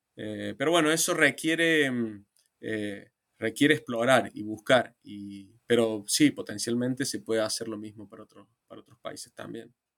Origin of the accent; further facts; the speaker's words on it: Argentina; Argentina, que es digamos, mi país de origen